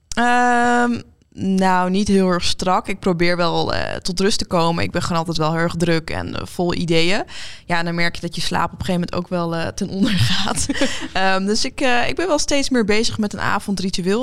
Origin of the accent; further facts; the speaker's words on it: Leeuwarden, Friesland, Netherlands; now in Amsterdam, Netherlands; we hebben opgegroeid in Leeuwarden